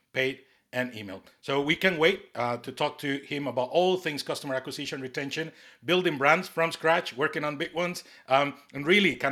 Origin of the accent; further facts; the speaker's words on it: Costa Rica; now in North East England, United Kingdom; I'm from Costa Rica, you know, based here in the Northeast